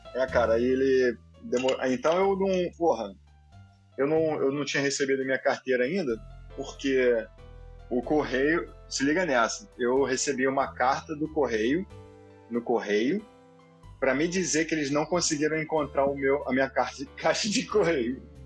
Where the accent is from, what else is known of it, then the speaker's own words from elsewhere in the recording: Rio de Janeiro, Brazil; now in United States; sou de Guadalupe, nascido e criado, terra do rock pobre